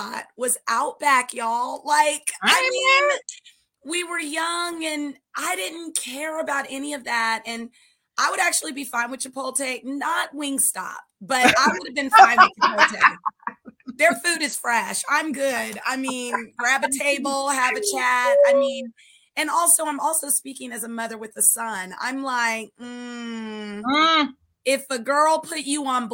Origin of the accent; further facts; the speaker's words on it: California, United States; also born or lived in Chicago, Illinois; we moved to California